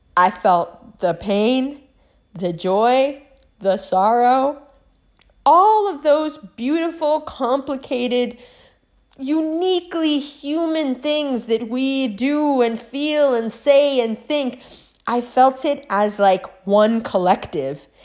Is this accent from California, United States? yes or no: no; New York City, New York, United States; I was raised in Harlem.